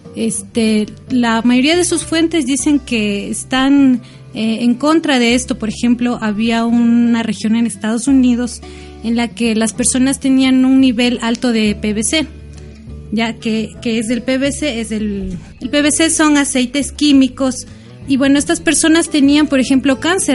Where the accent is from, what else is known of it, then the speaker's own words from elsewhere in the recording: Ecuador; yo como ecuatoriana tengo mi identidad